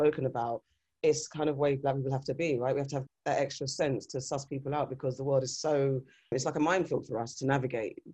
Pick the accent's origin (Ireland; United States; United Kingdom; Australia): United Kingdom; We grew up on African-American culture rather than having our own staple British Black culture on screen